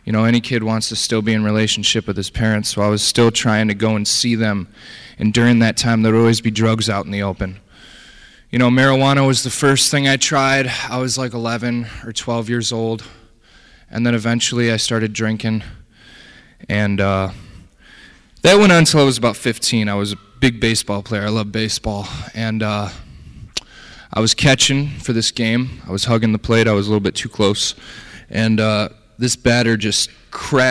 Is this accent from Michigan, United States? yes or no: yes; Detroit, Michigan, United States; I was born and raised in Detroit, Michigan.